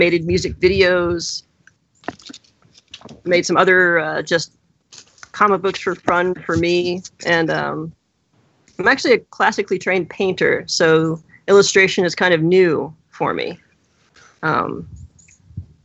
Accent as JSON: {"language": "English", "region": "the South", "country": "United States", "said": "I'm from the South"}